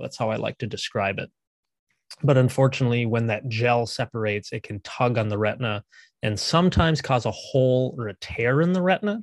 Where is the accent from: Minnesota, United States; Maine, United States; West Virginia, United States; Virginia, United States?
Minnesota, United States; also born or lived in San Antonio, Texas; I grew up here in Minnesota